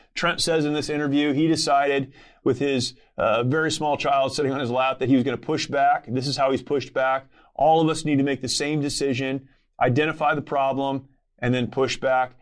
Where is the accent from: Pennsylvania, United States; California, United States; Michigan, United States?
California, United States; Southern; I grew up here in Southern California